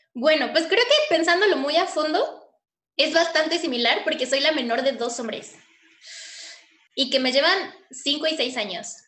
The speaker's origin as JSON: {"language": "Spanish", "region": "Puebla", "country": "Mexico", "said": "tengo 25 años, soy de Puebla"}